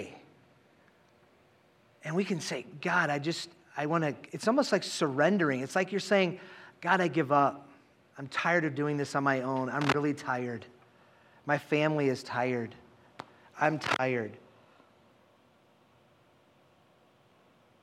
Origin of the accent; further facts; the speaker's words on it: Minnesota, United States; we are Minnesotan